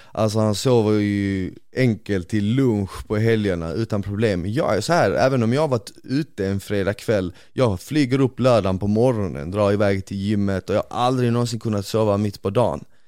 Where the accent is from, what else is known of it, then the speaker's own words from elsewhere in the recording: Bosnia & Herzegovina; now in Sweden; jag är ju bosnier